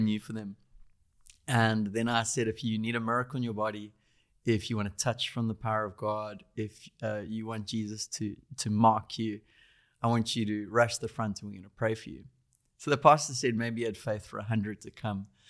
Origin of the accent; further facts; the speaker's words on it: Durban, KwaZulu-Natal, South Africa; I grew up in Durban, South Africa.